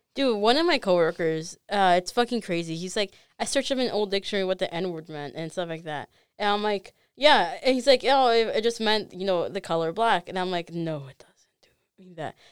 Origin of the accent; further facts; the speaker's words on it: Chicago, Illinois, United States; I was born in Chicago